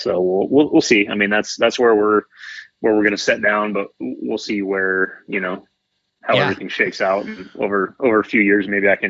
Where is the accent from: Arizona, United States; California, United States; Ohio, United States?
California, United States; Redding; moved away as an adult; now in Santa Rosa, United States; I grew up in Redding. It's not the best place ever